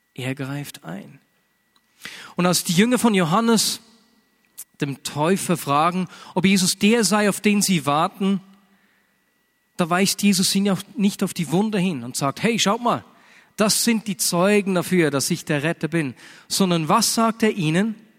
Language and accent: German; Switzerland; bei uns in der Schweiz